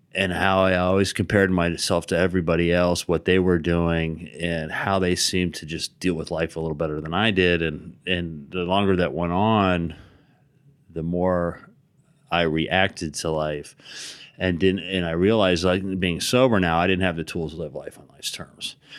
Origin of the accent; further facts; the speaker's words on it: Hawaii, United States; growing up in Hawaii, surfing